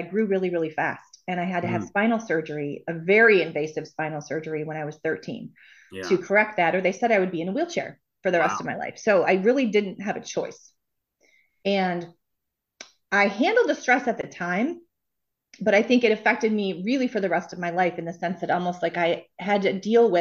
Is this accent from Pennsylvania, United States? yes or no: no; Bloomfield Hills, Michigan, United States; I grew up outside of Detroit in a suburb called Bloomfield Hills